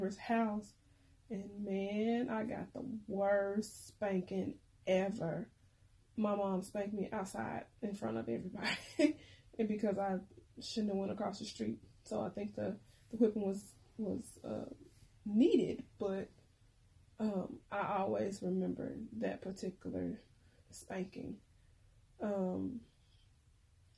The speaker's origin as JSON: {"language": "English", "town": "Pine Bluff", "region": "Arkansas", "country": "United States", "tie": "born or raised there", "said": "when I was a little girl growing up in Pine Bluff"}